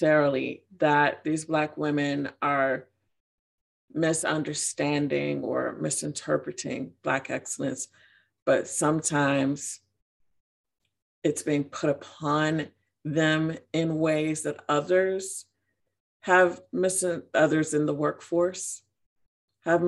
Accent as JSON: {"language": "English", "town": "Chicago", "region": "Illinois", "country": "United States", "moved": "as an adult", "lives_now": "Georgia, United States", "said": "I'm from Chicago. I'm from Illinois."}